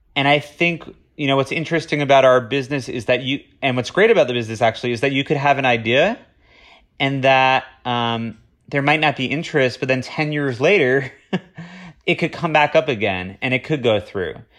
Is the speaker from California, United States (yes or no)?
no; Boca Raton, Florida, United States; moved away; I'm originally from Boca Raton, Florida